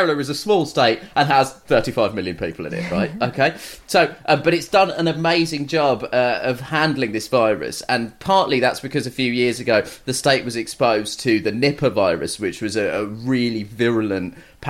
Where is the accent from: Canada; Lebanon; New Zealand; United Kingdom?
United Kingdom; I'm a British man